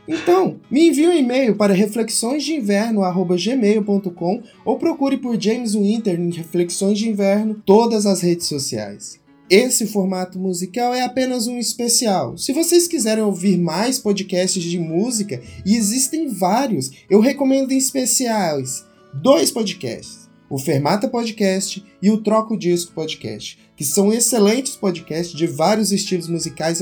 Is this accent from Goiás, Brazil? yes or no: yes; interior of Goiás, Brazil; eu sou do interior de Goiás, e isso faz com que a música sertaneja seja tocada na minha casa desde antes de eu nascer.